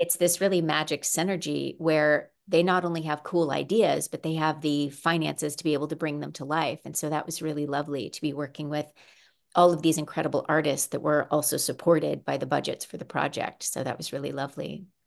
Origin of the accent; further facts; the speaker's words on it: Missouri, United States; also born or lived in Arizona / Arkansas; now in California, United States; I grew up mostly in Missouri. I also lived in Arizona for about seven years and Arkansas in t, for two years